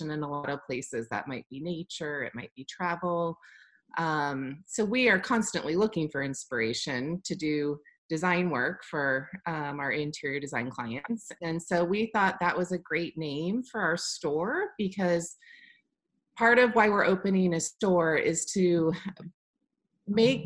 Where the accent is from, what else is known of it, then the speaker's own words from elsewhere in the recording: Midwest, United States; also born or lived in Washington, D.C.; now in Kansas City, United States; I did go to college and was raised in the Midwest